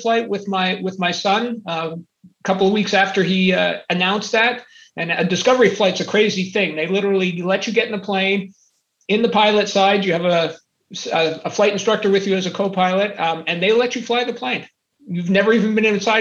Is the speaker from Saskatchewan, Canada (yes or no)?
no; Montreal, Quebec, Canada; moved away; I'm originally from Montreal, Canada.